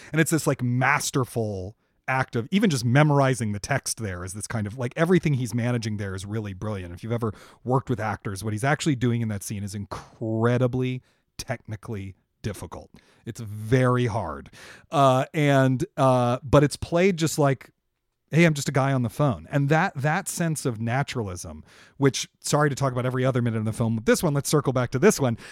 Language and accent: English; Washington, District of Columbia, United States; Washington, which is my hometown. I'm from Washington, D C.